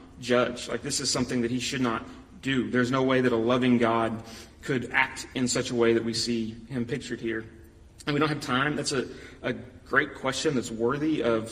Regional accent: United States; I'm an American

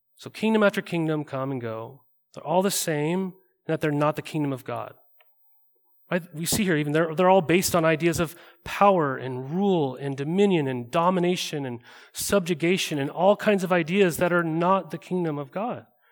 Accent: Montana, United States; now in Oregon, United States; I grew up in Montana.

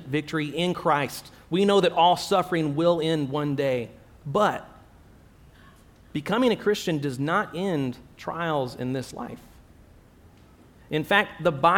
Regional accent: Texas, United States; moved away as an adult; now in Abu Dhabi, United Arab Emirates; I'm from the United States, originally from Texas

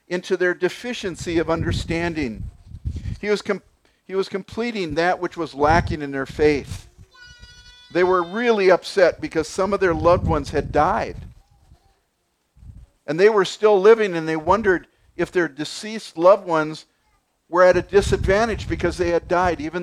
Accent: United States; We're American

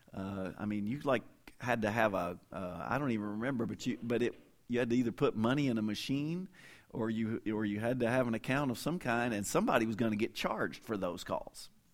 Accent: Kentucky, United States; moved away as an adult; also born or lived in Fort Worth, Texas; now in Oklahoma, United States; I say, "Kentucky." And, and now I've lived longer outside of Kentucky than I did, I mean, I left there when I was twenty-two, for good

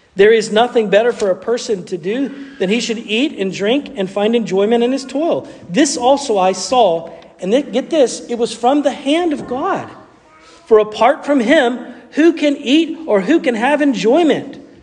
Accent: the South, United States; accent: southern; That was the southern part of me coming out.

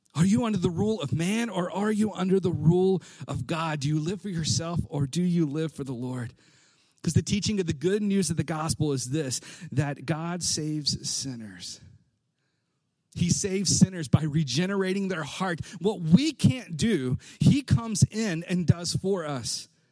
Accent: Alabama, United States; I grew up in Alabama.

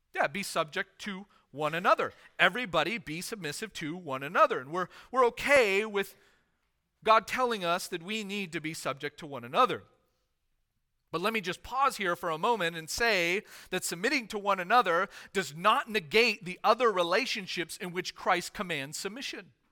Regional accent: United States; as American citizens

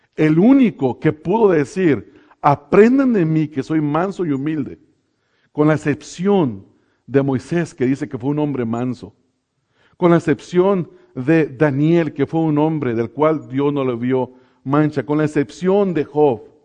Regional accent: Mexico; now in Pomona, United States; a nosotros los que nos ha tocado estar lejos de los lugares donde nacimos, eh, en México, yo me acuerdo que en mi pueblo, hermanos, había una cantina

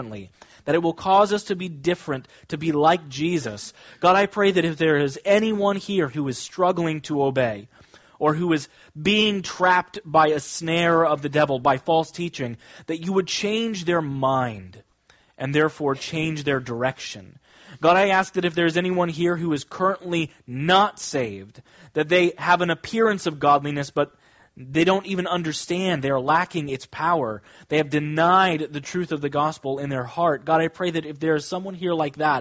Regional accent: Kansas, United States; now in Long Island, United States; When I was growing up, I grew up in Kansas, very different than Long Island.

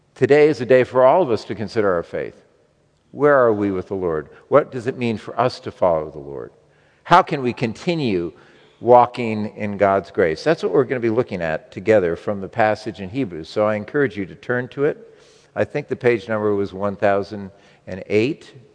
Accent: United States; as American Christians

